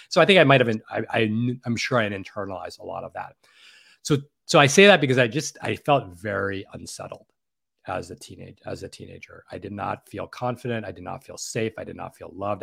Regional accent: New York City, New York, United States; I grew up in, born and raised in New York City

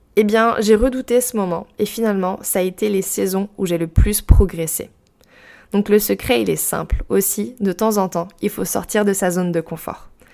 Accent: Brittany, France; j'ai grandi en Bretagne, au bord de l'eau sur la côte ouest.

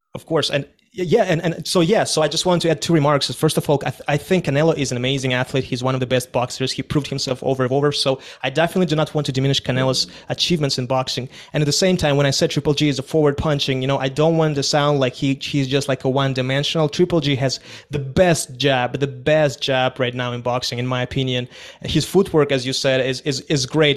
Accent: Kazakhstan; moved away; I was born and raised in Kazakhstan

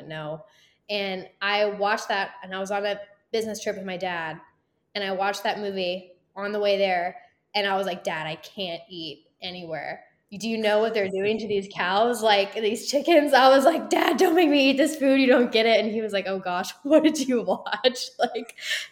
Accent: Texas, United States; I'm born and raised in Texas

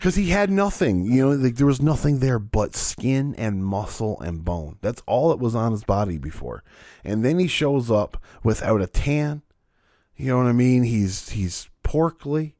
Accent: Canada; I'm Canadian

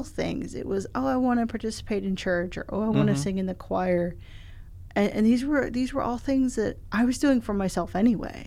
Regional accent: Spartanburg, South Carolina, United States; also born or lived in Louisville, Kentucky; now in Columbia, United States; I'm originally from Spartanburg.

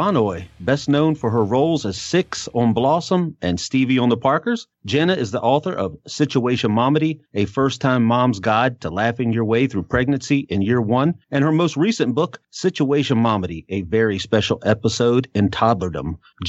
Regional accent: DC area, District of Columbia, United States; And we're from the DC area

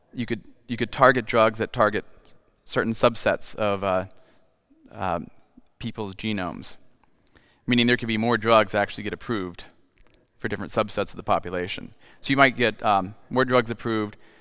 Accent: Texas, United States; moved away as an adult; now in Sweden; My home state of Texas

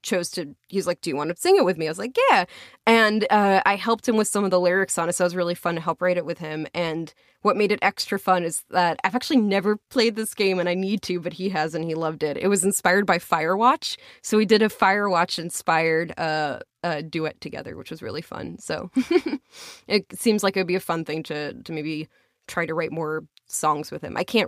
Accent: Long Island, New York, United States; accent: Long Island; My Long Island accent.

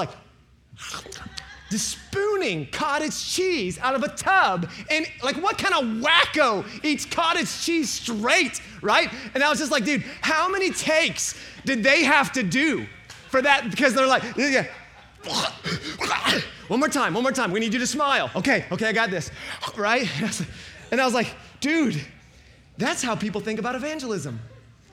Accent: the Bible Belt, United States; growing up in the Bible Belt

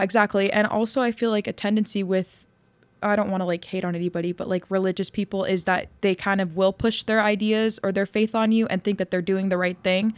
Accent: Yuma, Arizona, United States; I grew up in Yuma, which is like very conservative.

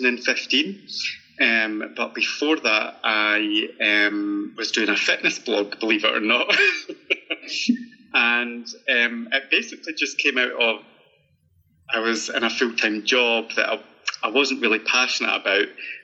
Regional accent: Scotland, United Kingdom; accent: Scottish; I'm just hoping they understand my accent.

